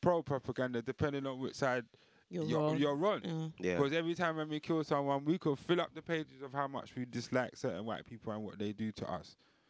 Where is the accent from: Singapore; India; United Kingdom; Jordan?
India; I'm Indian, so I'm trying to just not.